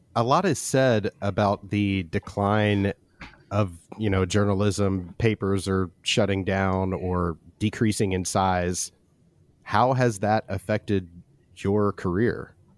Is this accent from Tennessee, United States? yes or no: yes; Memphis, Tennessee, United States; I grew up in Memphis in the eighties and early nineties